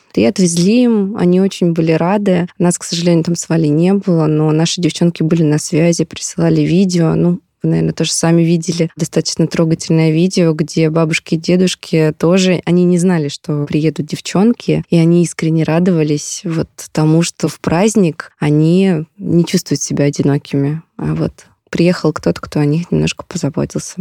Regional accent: Belgorod Oblast, Russia; Я родом из Белгородской области

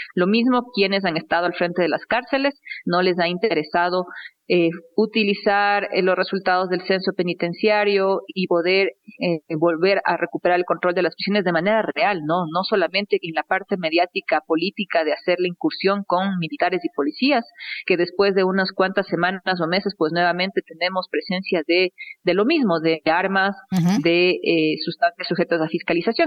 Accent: Ecuador; como ecuatoriana

